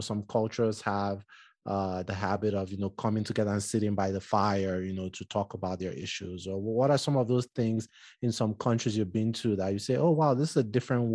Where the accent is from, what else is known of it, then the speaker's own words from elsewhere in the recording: southern Nigeria, Nigeria; now in United States; I'm Nigerian, and, you know, I'm from Southern Nigeria